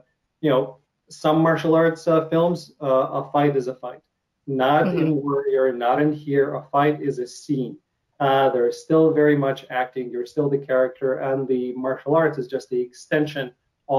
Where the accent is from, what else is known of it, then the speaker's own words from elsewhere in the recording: Ukraine; accent: Russian; English is a second language; moved away; I come from Ukraine, so Russian. You can hear, as I'm speaking, I hear myself saying, certain words with an accent.